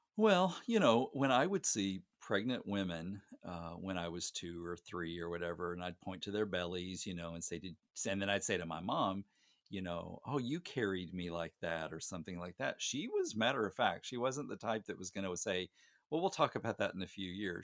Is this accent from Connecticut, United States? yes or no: no; Gosnell, Arkansas, United States; my hometown is tiny, uh, Gosnell, Arkansas